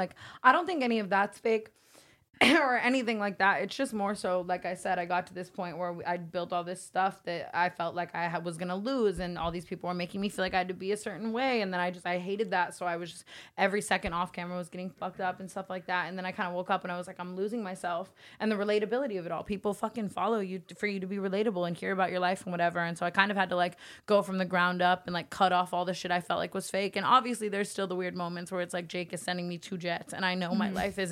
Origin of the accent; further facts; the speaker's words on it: Las Vegas, Nevada, United States; moved away; I came from Vegas